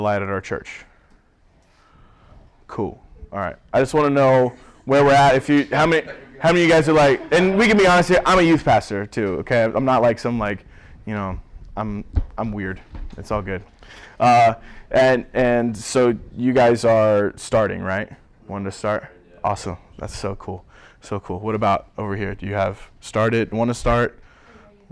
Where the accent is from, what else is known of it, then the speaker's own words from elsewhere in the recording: Springfield, Missouri, United States; moved away as an adult; now in Cleveland, United States; I'm originally from Springfield, Missouri